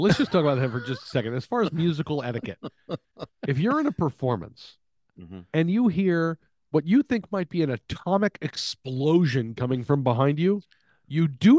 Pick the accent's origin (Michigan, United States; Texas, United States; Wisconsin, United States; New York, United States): Texas, United States; I grew up in Texas, so I grew up knowing music, it's all about winning.